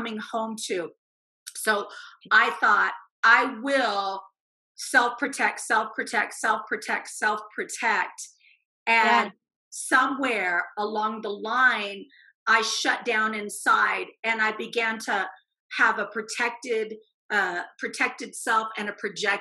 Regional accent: Indiana, United States; moved away as an adult; also born or lived in Arizona; I was driving home from the University of Arizona to Indiana, where I grew up

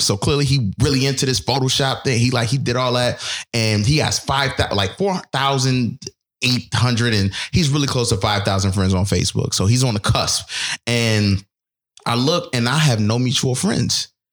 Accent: Buffalo, New York, United States; moved away; I'm from Buffalo

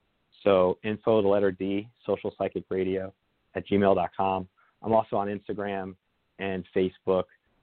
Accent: New Jersey, United States; I'm from New Jersey originally. A lot of people I know up there are suffering really badly.

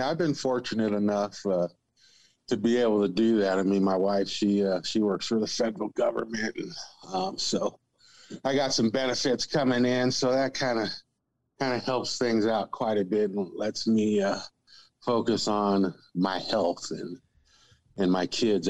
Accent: California, United States; born there; I grew up a military kid. I was born in California

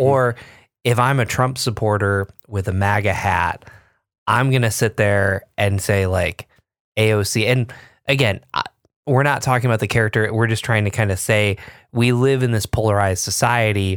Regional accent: Binghamton, New York, United States; I grew up in Binghamton, you know, where I B M was

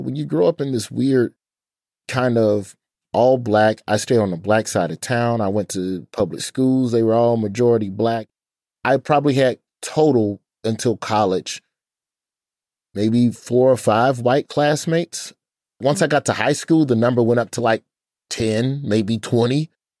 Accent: Birmingham, Alabama, United States; But growing up in Birmingham, growing up as a black child in a black city in a black side of town, it was very jovial.

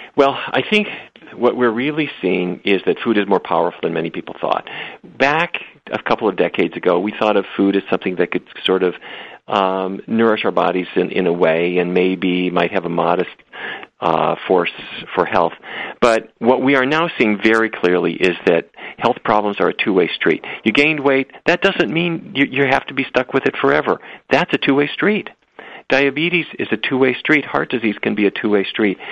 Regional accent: Fargo, North Dakota, United States; when I grew up in Fargo, North Dakota, it was roast beef, baked potatoes, and corn every day

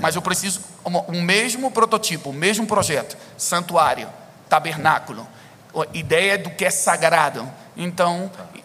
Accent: Brazil; eu cresci aqui no Brasil

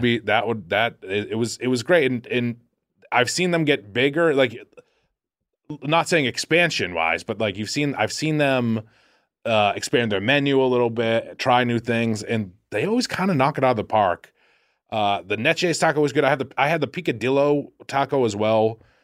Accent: Boston, Massachusetts, United States; moved away; I talk like a fool 'cause I'm from Boston

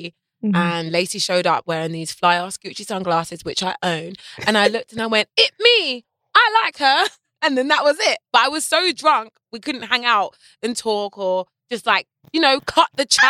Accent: United Kingdom; I'm very British about scams. Like, it's very naughty to scam in Britain.

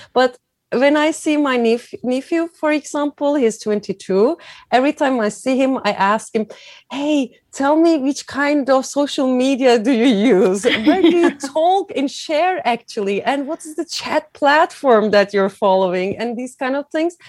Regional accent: Izmir, Turkey; moved away as an adult; also born or lived in Germany; now in Milan, Italy; I was born in Turkey, in Izmir, a very beautiful, tiny, t- not tiny, a very beautiful big town uh, on the west coast of Turkey

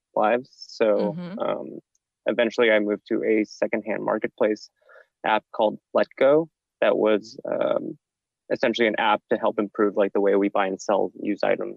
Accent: Bay Area, California, United States; moved away as an adult; now in New York, United States; I'm actually originally from the Bay Area

